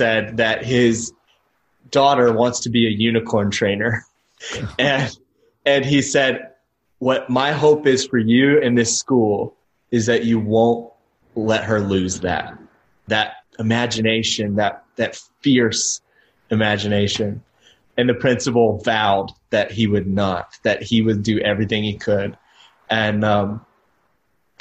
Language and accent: English; Tennessee, United States; where did you grow up? And I said, Tennessee